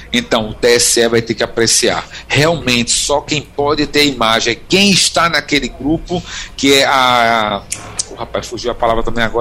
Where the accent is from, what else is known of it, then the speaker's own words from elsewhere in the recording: Recife, Pernambuco, Brazil; eu sou de Recife, mas eu voto há anos na rua da minha mãe, eu, uhum. em Olinda.